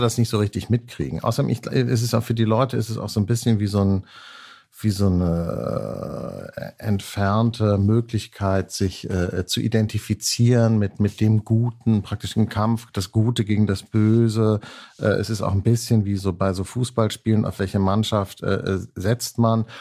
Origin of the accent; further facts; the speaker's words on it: Hanseatic, Northern Germany, Germany; accent: Hanseatic nasal; weil ich hanseatisch näsele